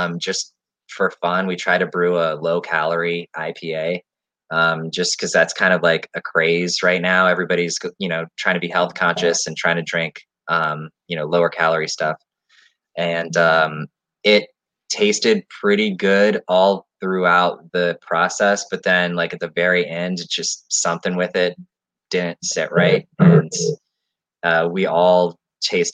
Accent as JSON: {"language": "English", "region": "Maryland", "country": "United States", "tie": "born or raised there", "said": "we're all born and raised in Maryland"}